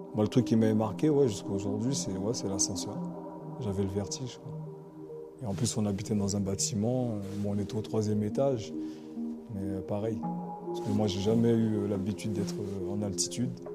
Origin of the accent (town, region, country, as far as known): Sarcelles, Île-de-France, France; born or raised there; first language Antillean Creole; French is a second language; also born or lived in Guadeloupe